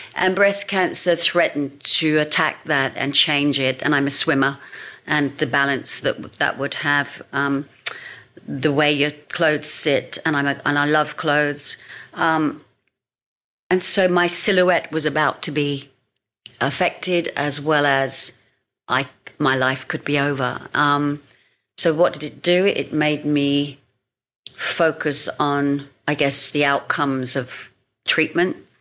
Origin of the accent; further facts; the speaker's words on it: London, United Kingdom; moved away as an adult; also born or lived in Hong Kong; now in Sydney, Australia; having been brought up in london in a what i realize now is quite a fast pace and loving london i mean it's my hometown london